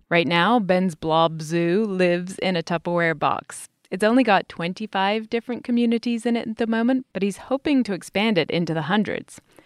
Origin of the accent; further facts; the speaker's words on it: United Kingdom; as a Brit, tea is my national beverage